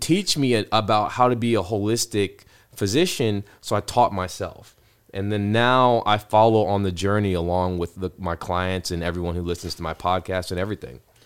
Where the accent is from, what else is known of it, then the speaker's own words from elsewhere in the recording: Ohio, United States; now in Texas, United States; I was born in Ohio